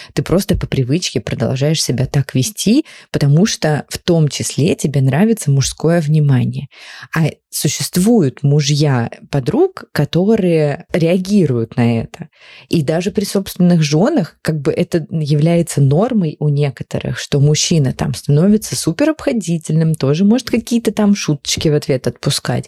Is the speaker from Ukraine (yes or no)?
yes; Ukraine; мы вместе росли в Украине